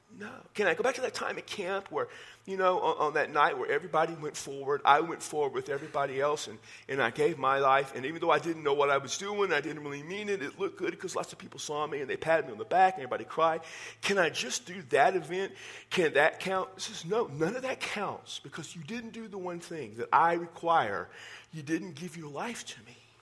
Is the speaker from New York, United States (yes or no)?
no; Texas, United States; I'm from Texas